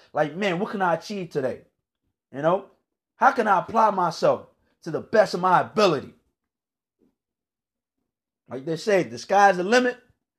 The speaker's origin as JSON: {"language": "English", "region": "Virginia", "country": "United States", "tie": "born or raised there", "lives_now": "North Carolina, United States", "said": "But I grew up in the Washington, D.C. area, Northern Virginia to be exact. Right now, I live in North Carolina."}